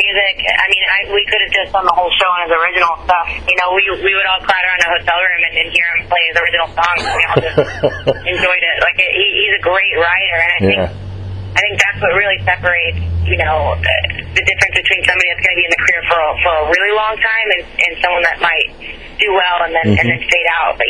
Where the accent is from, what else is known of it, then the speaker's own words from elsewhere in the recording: Nashville, Tennessee, United States; I came from Nashville, and it's crazy to me how many people know that guy.